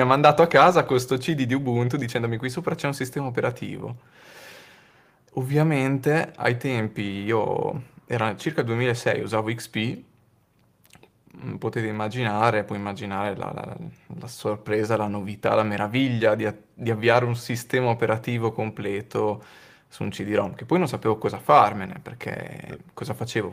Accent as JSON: {"language": "Italian", "town": "Modena", "region": "Emilia-Romagna", "country": "Italy", "tie": "born or raised there", "said": "a Modena, nel mio paese"}